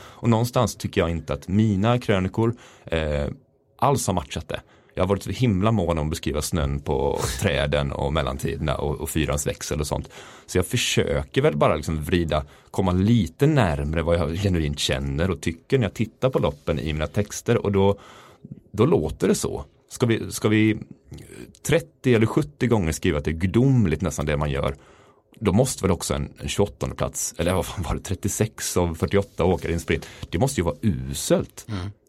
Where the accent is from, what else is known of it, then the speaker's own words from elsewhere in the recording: Mullsjö, Jönköping County, Sweden; moved away; Jag är från Mullsjö